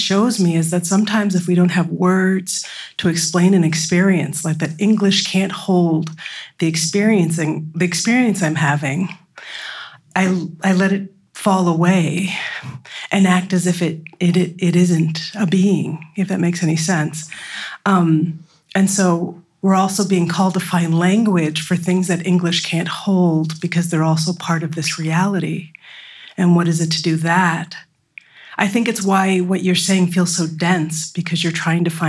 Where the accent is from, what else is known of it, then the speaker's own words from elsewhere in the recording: United States; growing up in the United States